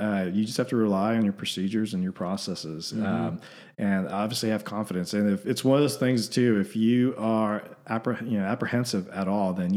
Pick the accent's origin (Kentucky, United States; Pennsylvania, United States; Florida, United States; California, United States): California, United States; Southern; moved away as an adult; also born or lived in Denver, Colorado / Corpus Christi, Texas; now in Austin, United States; I grew up in Southern California